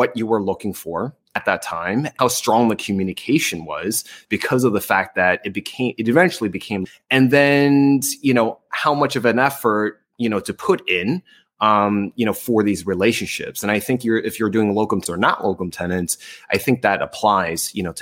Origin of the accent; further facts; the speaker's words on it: New Jersey, United States; also born or lived in North Las Vegas / New Orleans / Seattle; now in California, United States; I'm originally from New Jersey